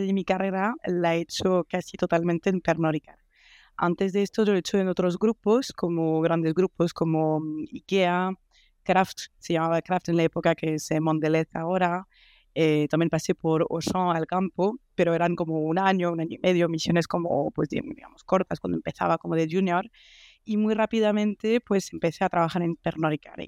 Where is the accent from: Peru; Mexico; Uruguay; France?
France; Spanish is a second language; moved away as an adult; now in Madrid, Spain; soy francesa.